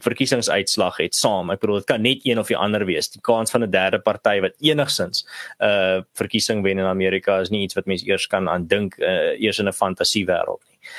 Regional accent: South Africa; Ons as Suid-Afrikaners

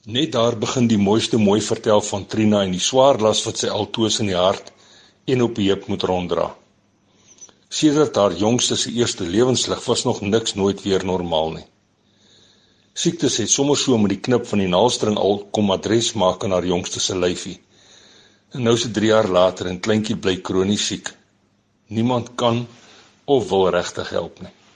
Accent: Kalahari, Northern Cape, South Africa; ek kom hier uit die Kalahari kant uit van die land

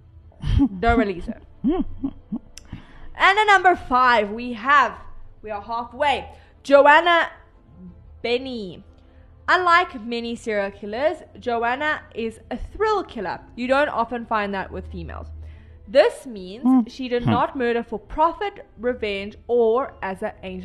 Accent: South Africa; I'm South African

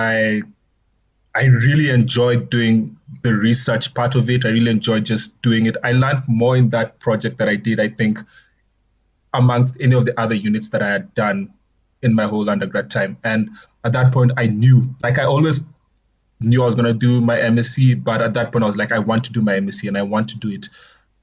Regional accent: Nairobi, Kenya; moved away as an adult; also born or lived in Ulm, Germany; now in Johannesburg, South Africa; I was born in Kenya, born and raised in Nairobi, actually.

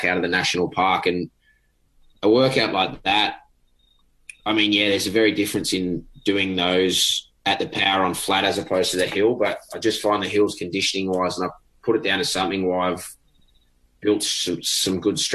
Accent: Sydney, New South Wales, Australia; growing up in Sydney, I mean, it's definitely not flat

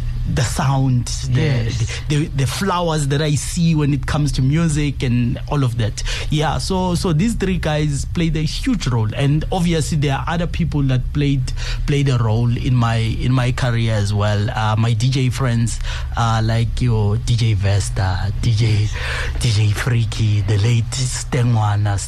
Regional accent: Tsakane, Gauteng, South Africa; I'm from Tsakane

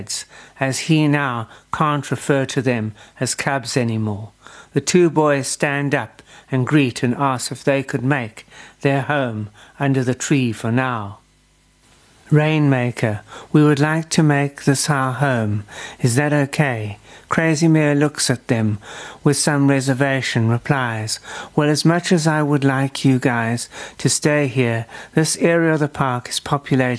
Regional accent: South Africa; as a South African

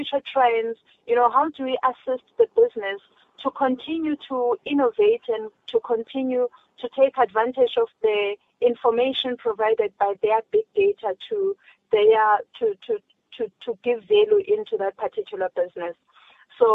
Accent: South Africa; as a South African, as a black child

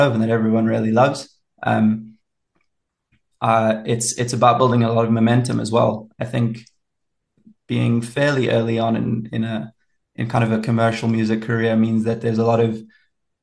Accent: Pietermaritzburg, KwaZulu-Natal, South Africa; also born or lived in England; now in Pretoria, South Africa; I grew up down in KZN in Pietermaritzburg, which is a really cool little town

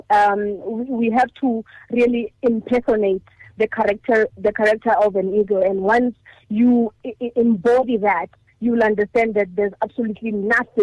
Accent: Hammanskraal, Gauteng, South Africa; I grew up in Hammanskraal, in Majaling, and that was a humbling upbringing.

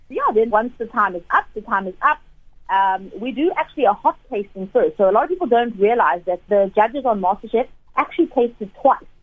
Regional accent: South Africa

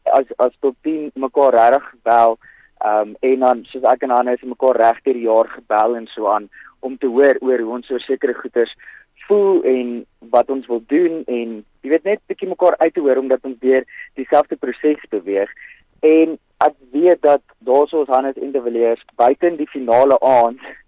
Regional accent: Centurion, Gauteng, South Africa; ek is ja van Centurion in Gauteng

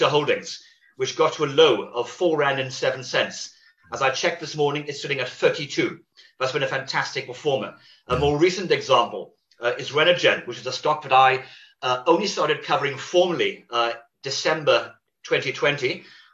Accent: Wales, United Kingdom; I'm Welsh by birth

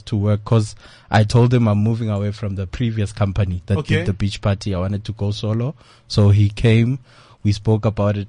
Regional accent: Tembisa, Gauteng, South Africa; I'm an entrepreneur from Tembisa.

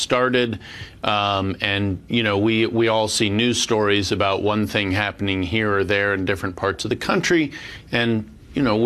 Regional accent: Virginia, United States; my home state, Richmond, the capital city of Virginia

